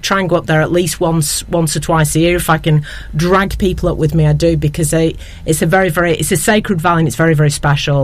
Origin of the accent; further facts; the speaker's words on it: Ramsbottom, North West England, United Kingdom; growing up in Ramsbottom with my very charismatic, slightly alcoholic father